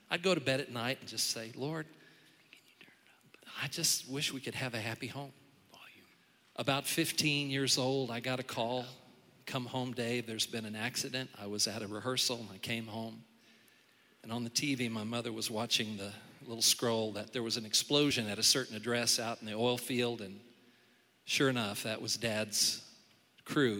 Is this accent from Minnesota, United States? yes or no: no; Tulsa, Oklahoma, United States; When I was growing up in Tulsa, Oklahoma